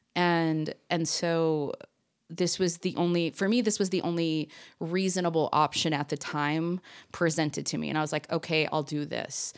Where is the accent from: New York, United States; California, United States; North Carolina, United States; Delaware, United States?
California, United States; Orange County; moved away as an adult; now in Salt Lake City, United States; I was born and raised in Orange County, California, but now I mean, I moved here when I was twenty-one